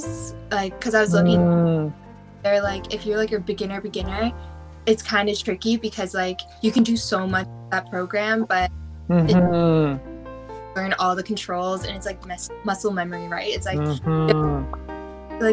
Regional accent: Toronto, Ontario, Canada; I'm 22, born and raised in Toronto, still living here.

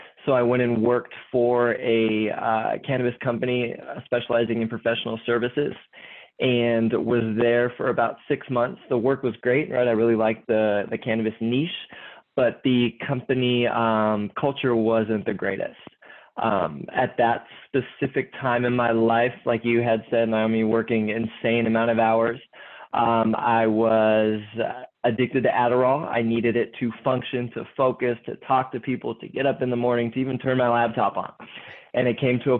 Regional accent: San Diego, California, United States; I'm from San Diego.

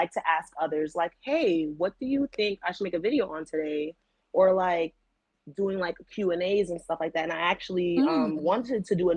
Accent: New York, United States; I'm from New York

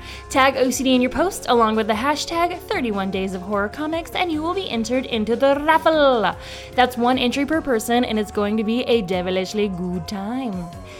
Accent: the South, United States; now in Los Angeles, United States; I'm from the South

